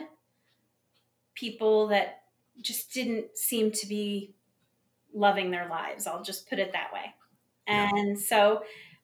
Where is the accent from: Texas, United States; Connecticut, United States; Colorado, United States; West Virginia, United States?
Connecticut, United States; also born or lived in Buffalo, New York; now in South Carolina, United States; I was born in Buffalo, New York, and grew up in Connecticut before I moved here to South Carolina.